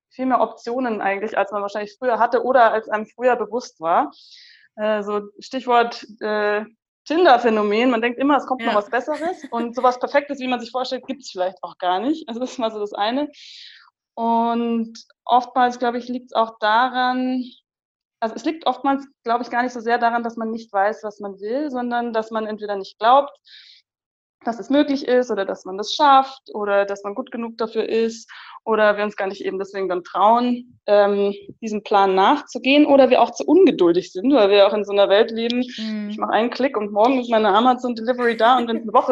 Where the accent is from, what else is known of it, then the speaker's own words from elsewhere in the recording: Munich, Bavaria, Germany; ich bin die …, ich komme aus München, ich bin 29